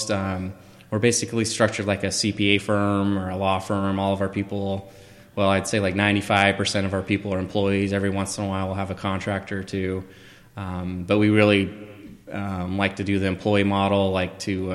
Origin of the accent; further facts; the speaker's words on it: Southern Utah, United States; also born or lived in Idaho / Canada; I'm from Southern Utah originally. Lived in Idaho. I've lived in Canada.